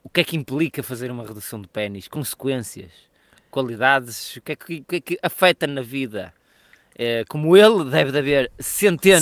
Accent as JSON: {"language": "Portuguese", "country": "Portugal", "said": "nós somos portugueses"}